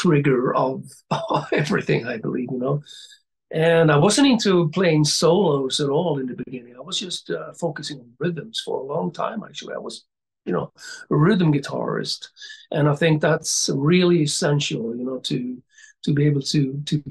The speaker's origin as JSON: {"language": "English", "town": "Gothenburg", "region": "Västra Götaland", "country": "Sweden", "tie": "born or raised there", "said": "my hometown then, Gothenburg"}